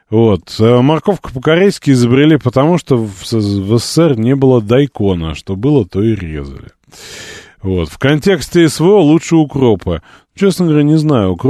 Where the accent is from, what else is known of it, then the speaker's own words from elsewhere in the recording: Latvia; Хохлы допустимо, а так же, как нас, коренных латвийцев лабусами называют, а белорусов бульбашами, это привычно.